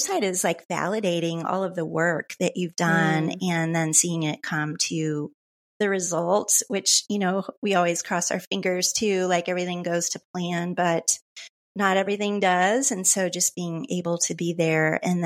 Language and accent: English; Midwest, United States; moved away as an adult; now in Boulder, United States; When I moved to Colorado from the Midwest, in my mid-20s